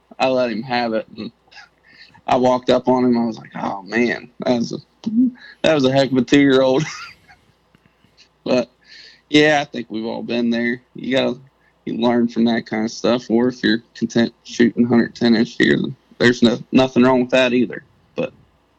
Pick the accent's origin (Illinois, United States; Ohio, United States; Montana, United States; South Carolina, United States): Ohio, United States; Southern; I'm 25. I'm from Southern Ohio